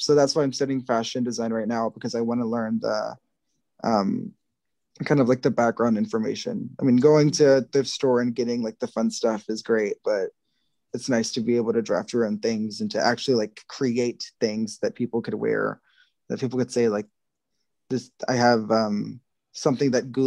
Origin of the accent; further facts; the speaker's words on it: Texas, United States; I'm Texan American, basically, which means that my ancestors are literally from where Texas is